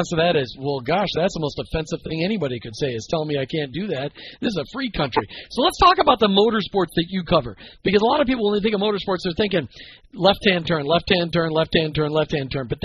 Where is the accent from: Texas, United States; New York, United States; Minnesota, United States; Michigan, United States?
Minnesota, United States; I grew up in Minnesota, and I'm a and I'm a NASCAR fan.